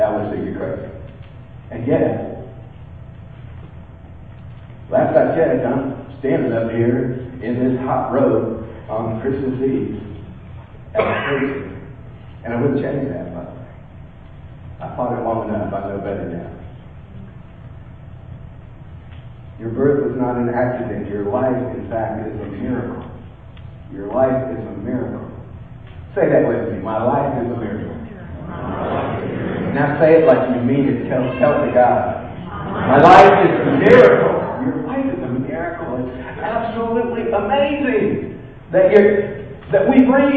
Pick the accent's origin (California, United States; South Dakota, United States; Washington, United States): California, United States; moved away; I was born in California